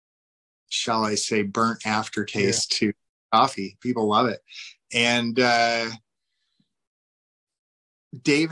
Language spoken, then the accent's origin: English; Washington, United States; I am from Washington State.